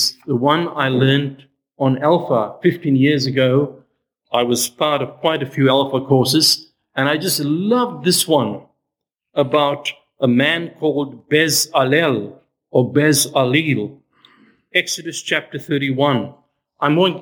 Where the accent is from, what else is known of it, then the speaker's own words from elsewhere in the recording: South Africa; I grew up in South Africa